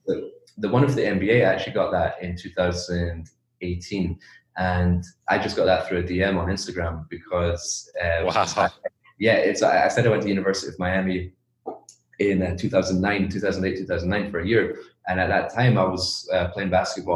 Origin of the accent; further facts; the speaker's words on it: Edinburgh, Scotland, United Kingdom; moved away as an adult; also born or lived in China; where I'm from, like my hometown in Edinburgh, Scotland